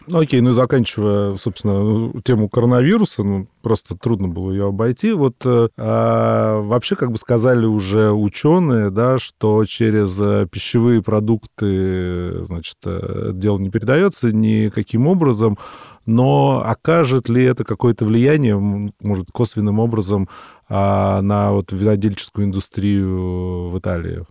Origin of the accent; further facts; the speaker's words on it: Moscow, Russia; Мы, москвичи, вообще акаем